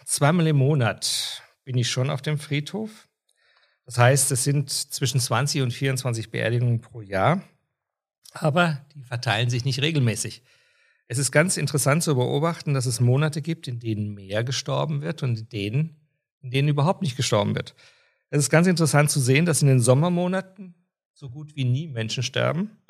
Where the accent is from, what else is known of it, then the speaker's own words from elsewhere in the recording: Austria; Bei uns in Österreich ist diese Bezeichnung schon sehr, sehr lange in der Kirche üblich.